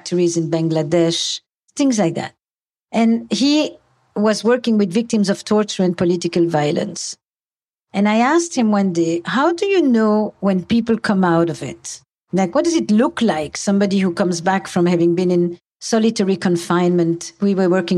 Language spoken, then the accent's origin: English; Antwerp, Flanders, Belgium; I come from Antwerp